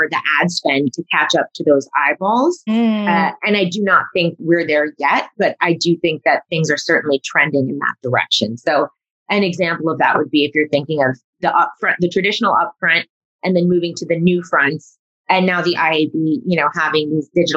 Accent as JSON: {"language": "English", "region": "New York suburbs", "country": "United States", "tie": "born or raised there", "said": "me growing up in the New York suburbs"}